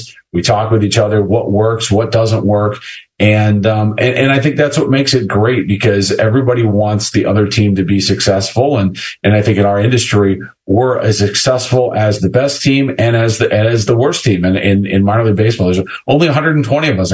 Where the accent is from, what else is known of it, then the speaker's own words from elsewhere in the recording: Akron, Ohio, United States; moved away as an adult; I'm from Akron, born and raised here